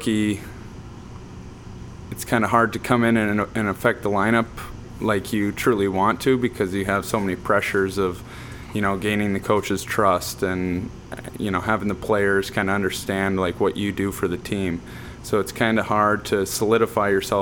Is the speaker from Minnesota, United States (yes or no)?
yes; Minnesota, United States; growing up in Minnesota, high school hockey is kind of a big thing